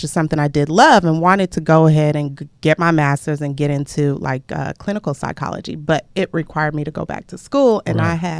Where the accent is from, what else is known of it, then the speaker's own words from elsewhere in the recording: Lagos, Nigeria; moved away; I'm from Lagos, Nigeria.